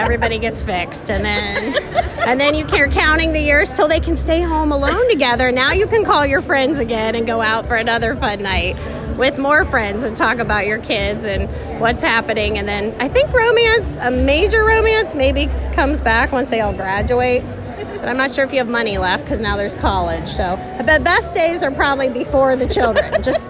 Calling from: Pickerington, Ohio, United States; from Pickerington, Ohio.

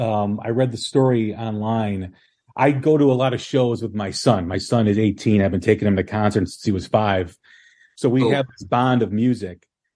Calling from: Illinois, United States; I'm outside of Chicago.

